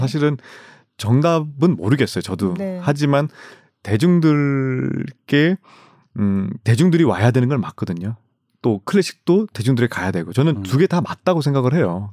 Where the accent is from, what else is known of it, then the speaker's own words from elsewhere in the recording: Gimcheon, North Gyeongsang, South Korea; moved away; 제 고향이 김천이지 않습니까